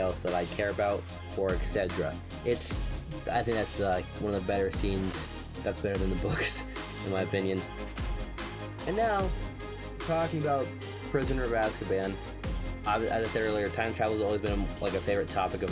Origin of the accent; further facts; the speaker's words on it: United States; I'm American